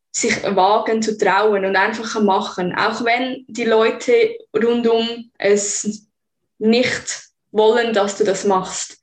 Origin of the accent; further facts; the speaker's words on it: Zug, Switzerland; also born or lived in Vancouver, Canada; Ich bin hier aufgewachsen, geboren und kenne die Traditionen aus meiner Kindheit